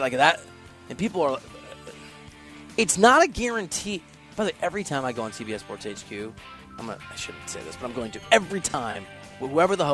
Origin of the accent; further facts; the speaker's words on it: Dubuque, Iowa, United States; also born or lived in Chicago suburbs, Illinois; I grew up in Dubuque, Iowa, and in the Chicago Burbs, kind of back and forth. Dubuque to the Burbs and back to Dubuque